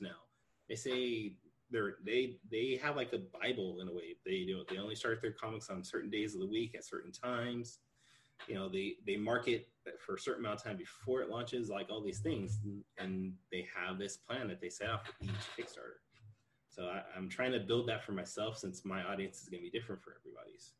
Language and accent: English; California, United States; I'm from California. I've been here my entire life